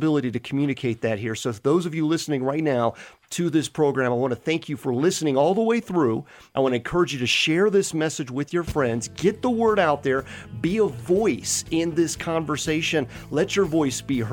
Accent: United States; we as the American public

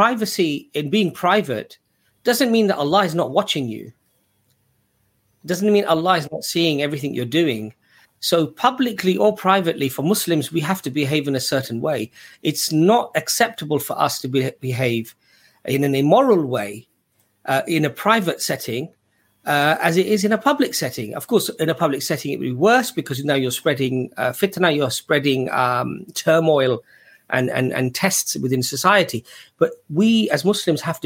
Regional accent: England, United Kingdom; growing up in England, you were often, when you were young, you felt like you were on the back foot defending your position of Islam

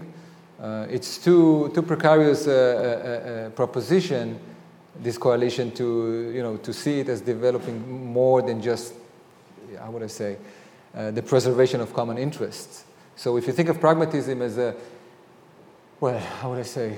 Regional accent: Israel; I grew up in Israel. This is how I basically was educated in a state school

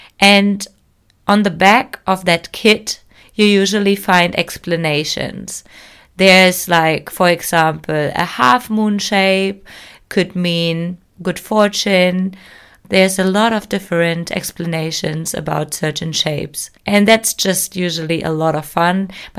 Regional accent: Germany; Hi everyone … I'm your host of this show and I'm from Germany.

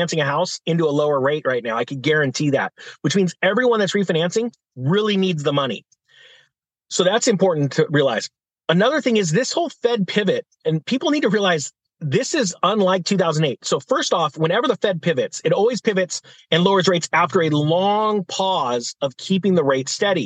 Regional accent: California, United States; In my home state of California

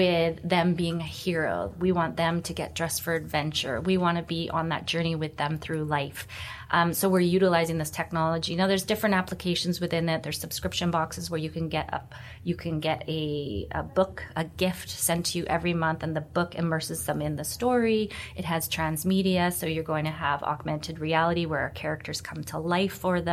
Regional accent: Vancouver, British Columbia, Canada; I'm born and raised in Vancouver

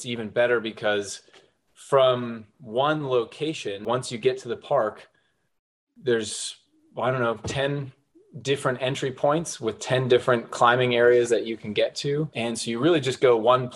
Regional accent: Pittsburgh, Pennsylvania, United States; moved away as an adult; also born or lived in Norton, Virginia; now in Southwest Virginia, United States; I'm not originally from this area. I grew up in Pittsburgh, Pennsylvania, moved down into this Southwest Virginia region for work

